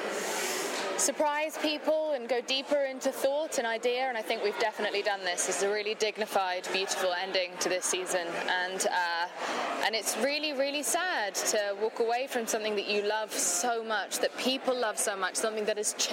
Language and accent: English; England, United Kingdom; I am English